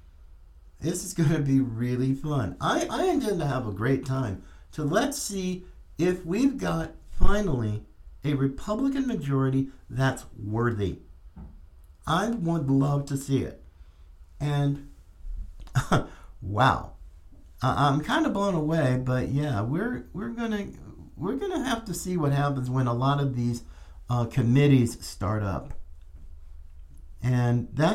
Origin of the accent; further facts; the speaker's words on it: North Carolina, United States; my home state, as I was born in North Carolina